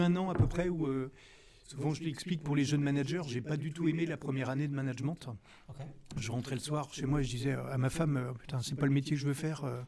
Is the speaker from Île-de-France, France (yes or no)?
no; Rennes, Brittany, France; je suis originaire de Rennes